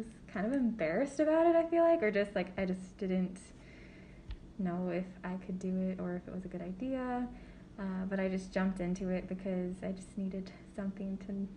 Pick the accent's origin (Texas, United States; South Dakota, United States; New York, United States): South Dakota, United States; Sioux Falls; I grew up in Sioux Falls, South Dakota